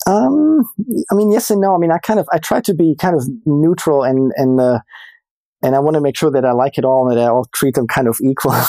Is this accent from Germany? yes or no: yes; Germany; moved away as an adult; also born or lived in Boston; now in Los Angeles, United States; born and raised in Germany